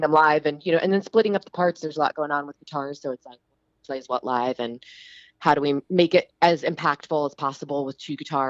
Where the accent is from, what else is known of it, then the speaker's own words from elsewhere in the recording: East Coast, New Jersey and then Philadelphia area, United States; now in Los Angeles, United States; I'm originally from the East Coast